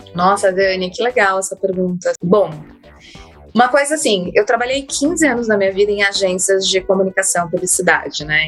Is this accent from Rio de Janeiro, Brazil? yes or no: no; São Paulo, Brazil; eu vim de, da periferia de São Paulo